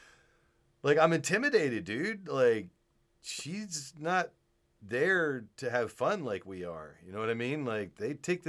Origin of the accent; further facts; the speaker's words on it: Virginia, United States; I'm from Virginia.